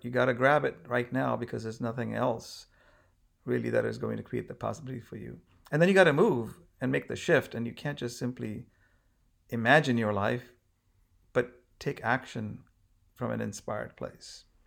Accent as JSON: {"language": "English", "country": "India", "moved": "yes", "said": "I'm obviously from India"}